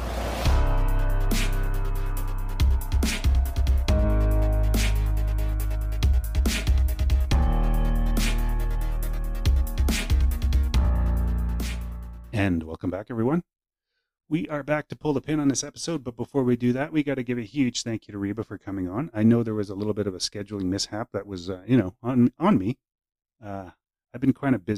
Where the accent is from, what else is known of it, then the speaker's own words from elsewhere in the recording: Saskatchewan, Canada; now in British Columbia, Canada; I'm originally from Saskatchewan